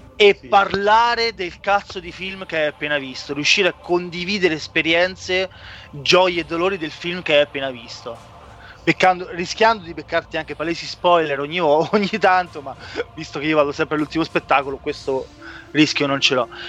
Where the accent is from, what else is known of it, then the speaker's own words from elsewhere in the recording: Italy; quando eravamo piccoli che a Foriano comunque non c'era il Movieland